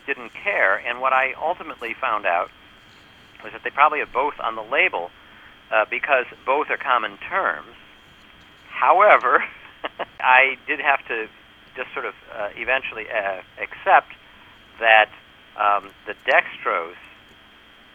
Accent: New York, United States; I'm from New York.

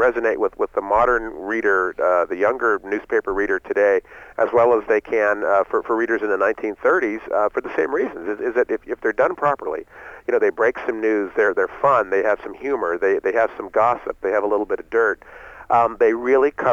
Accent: San Francisco, California, United States; I was born and raised in San Francisco

